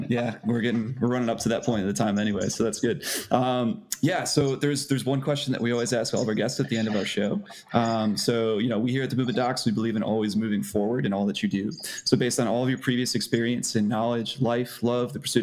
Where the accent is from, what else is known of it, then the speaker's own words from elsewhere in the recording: Binghamton, New York, United States; I grew up in Binghamton, New York, which is in upstate New York